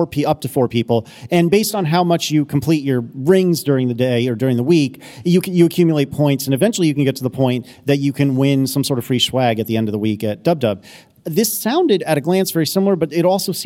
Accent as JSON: {"language": "English", "region": "Northeast", "country": "United States", "tie": "born or raised there", "said": "I grew up in the Northeast during the time that Nextel phones were a thing."}